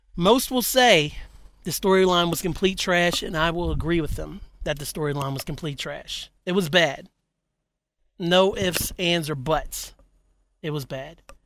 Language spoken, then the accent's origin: English; West Virginia, United States; I was raised in Cape and Bridge, West Virginia